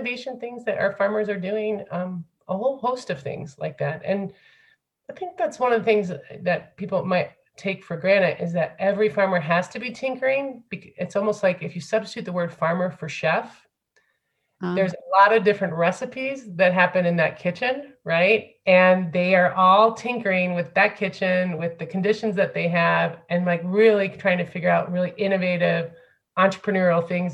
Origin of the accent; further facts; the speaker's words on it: Findlay, Ohio, United States; moved away as an adult; also born or lived in France; I'm from Flag City, Ohio, USA, like Findlay, Ohio.